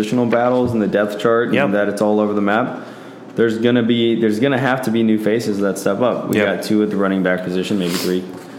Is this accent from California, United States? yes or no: yes; the Bay Area, California, United States; I grew up in the Bay.